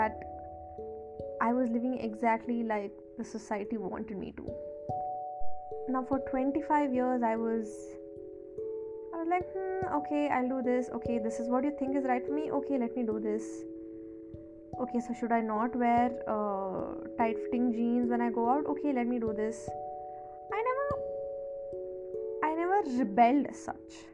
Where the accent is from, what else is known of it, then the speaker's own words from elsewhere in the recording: a small town near Mangalore, Karnataka, India; now in Bangalore, India; I stay in Bangalore, and I am originally from Mangalore, a small town near Mangalore